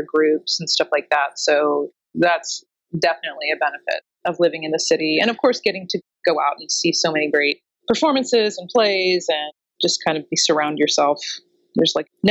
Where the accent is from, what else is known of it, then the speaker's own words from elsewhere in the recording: Oklahoma City, Oklahoma, United States; now in New York City, United States; I'm originally from Oklahoma City, but I've lived in New York for 20 years now.